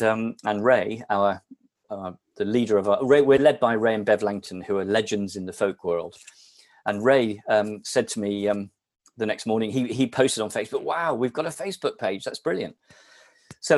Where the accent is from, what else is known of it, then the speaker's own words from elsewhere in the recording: Somerset, South West England, United Kingdom; now in Shrewsbury, United Kingdom; I grew up in Somerset